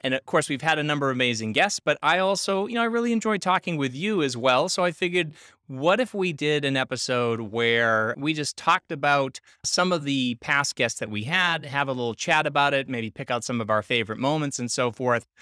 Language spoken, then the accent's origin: English; Boston, Massachusetts, United States; I'm from Boston